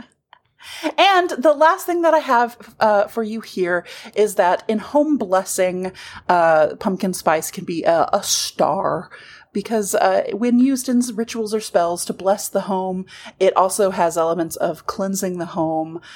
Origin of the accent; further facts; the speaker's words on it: the South, United States; We're from the South